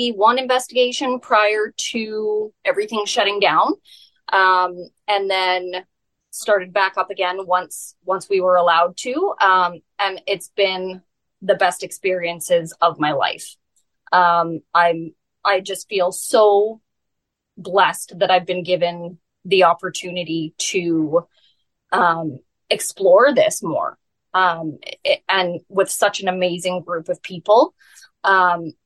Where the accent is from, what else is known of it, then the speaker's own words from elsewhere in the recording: Alberta, Canada; moved away as an adult; now in British Columbia, Canada; I was born and raised in Alberta until I was 18, and then I moved out to BC.